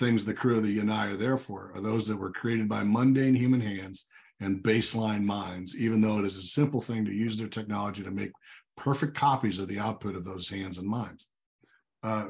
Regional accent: Illinois, United States; moved away; I grew up in Illinois originally

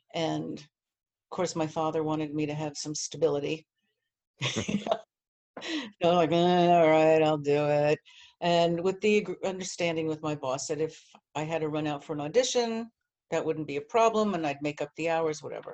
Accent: New Jersey, United States; also born or lived in Miami, Florida; now in New York, United States; I'm from New Jersey

